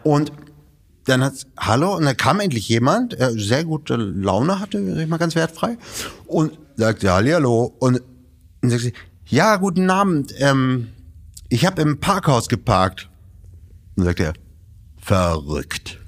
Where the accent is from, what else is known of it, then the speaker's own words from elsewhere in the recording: Bremen, Germany; Geboren in Bremen